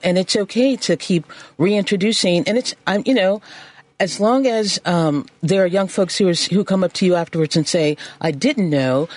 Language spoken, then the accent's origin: English; Chicago, Illinois, United States; I'm a Chicagoan